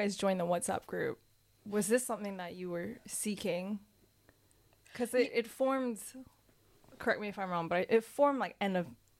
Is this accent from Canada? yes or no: yes; Canada; moved away; Korean, and then growing up in Canada